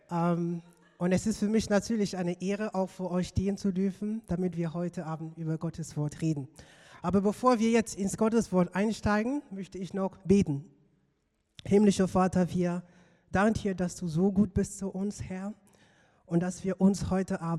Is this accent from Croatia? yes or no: no; Cameroon; moved away; ich komme aus Kamerun, dort bin ich aufgewachsen und ich bin dort in einem, sagen wir mal, religiösen Umfeld aufgewachsen.